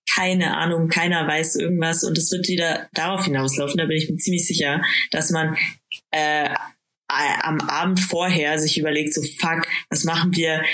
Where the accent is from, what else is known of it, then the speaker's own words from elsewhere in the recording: Bad Aibling, Bavaria, Germany; moved away; ich komme aus Bad Aibling ursprünglich